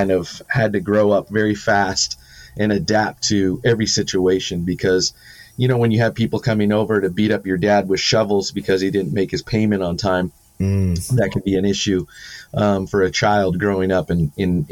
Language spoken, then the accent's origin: English; San Diego, California, United States; Born and raised in San Diego or California